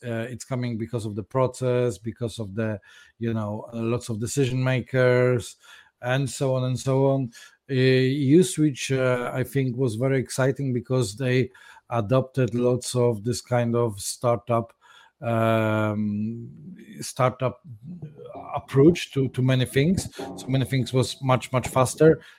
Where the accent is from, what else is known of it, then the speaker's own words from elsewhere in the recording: Poland; now in London, United Kingdom; I was born in Poland some time ago.